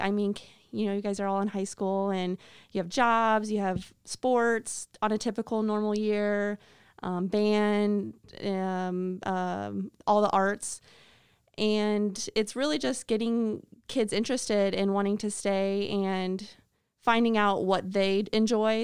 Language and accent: English; Atkinson, Illinois, United States; moved away as an adult; now in Mercer County, United States; I am from Atkinson, Illinois, which is part of the Geneseo School District. So I went to Geneseo High School